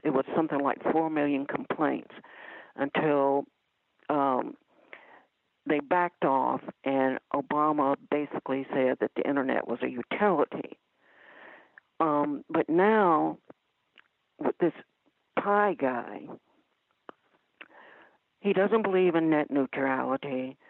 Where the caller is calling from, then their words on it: Ohio, United States; I'm calling from Ohio.